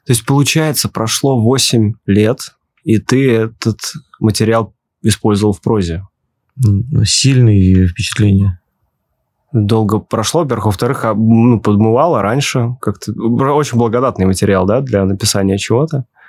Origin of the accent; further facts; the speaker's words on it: Ulyanovsk, Ulyanovsk Oblast, Russia; А я из Ульяновска